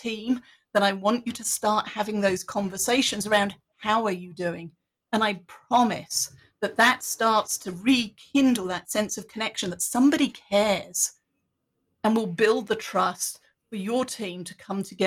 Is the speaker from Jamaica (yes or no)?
no; United Kingdom; being British